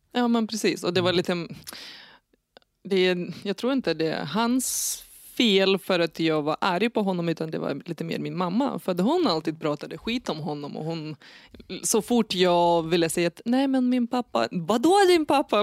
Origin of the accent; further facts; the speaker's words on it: Lithuania; Swedish is a second language; moved away as an adult; now in Nyköping, Sweden; jag föddes i Litauen 1989